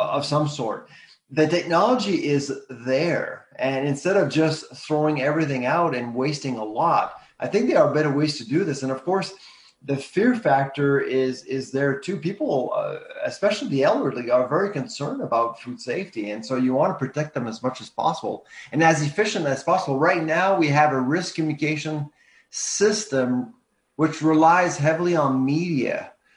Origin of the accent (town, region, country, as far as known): Canada